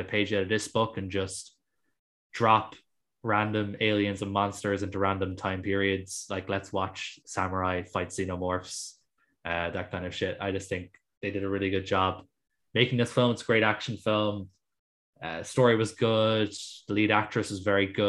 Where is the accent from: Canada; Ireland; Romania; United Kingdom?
Ireland; as an Irish person